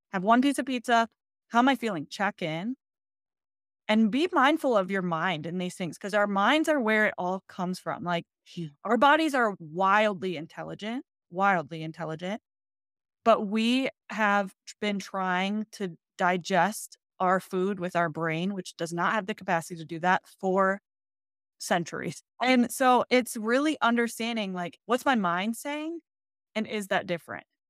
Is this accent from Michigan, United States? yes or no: yes; Michigan, United States; now in Colorado, United States; I'm originally from Michigan.